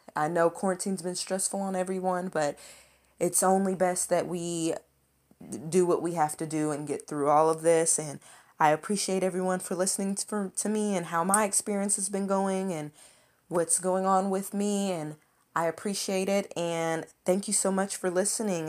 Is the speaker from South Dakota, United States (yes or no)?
no; Lexington, Kentucky, United States; I was born and raised in Lexington, Kentucky.